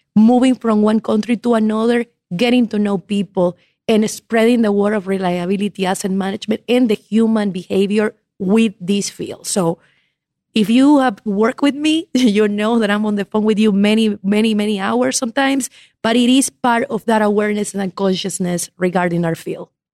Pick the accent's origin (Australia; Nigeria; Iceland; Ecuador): Ecuador; moved away as an adult; also born or lived in Havana, Cuba; now in United States; I was born in La Habana, Cuba, grew up in Ecuador